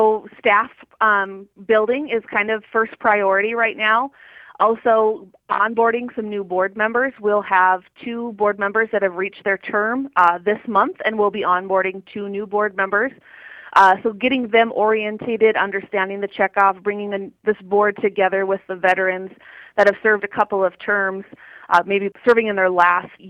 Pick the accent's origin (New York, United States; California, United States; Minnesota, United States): Minnesota, United States; Southwest; also born or lived in South Dakota; now in North Dakota, United States; I grew up in Southwest Minnesota on a purebred limousine operation.